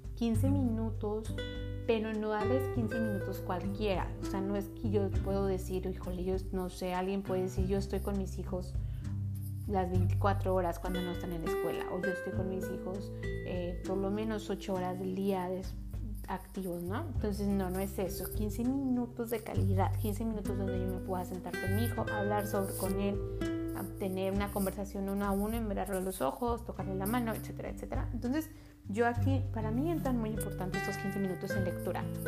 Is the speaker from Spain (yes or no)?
no; Mexico; now in United States; yo vengo de México